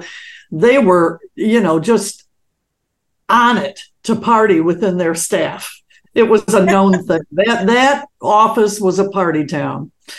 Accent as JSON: {"language": "English", "town": "Detroit", "region": "Michigan", "country": "United States", "tie": "born or raised there", "said": "I was brought up in Detroit"}